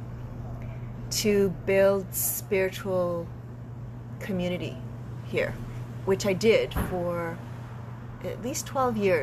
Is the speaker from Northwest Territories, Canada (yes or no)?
yes; Yellowknife, Northwest Territories, Canada; also born or lived in Edmonton / West Coast; now in Montreal, Canada; Yellowknife is where I'm born